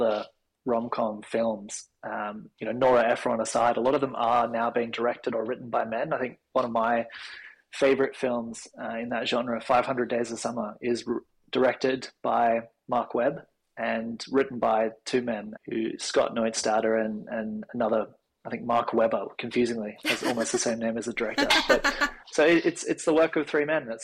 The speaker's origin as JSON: {"language": "English", "town": "Sydney", "region": "New South Wales", "country": "Australia", "tie": "born or raised there", "said": "I went to a fairly conservative Christian primary and high school in the Northern Beaches"}